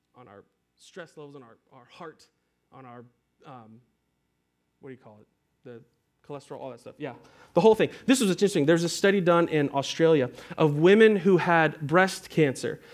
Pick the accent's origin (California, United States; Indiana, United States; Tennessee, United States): Tennessee, United States; Nashville; moved away as an adult; also born or lived in Antioch, Tennessee; I grew up here in Nashville, and I spent, um, I don't know, about ten years away